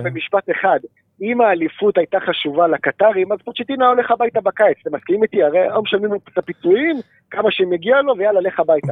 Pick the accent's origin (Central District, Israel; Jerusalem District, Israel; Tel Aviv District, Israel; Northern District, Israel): Jerusalem District, Israel; Jerusalem; בתור ירושלמי אני אוהד את ביתר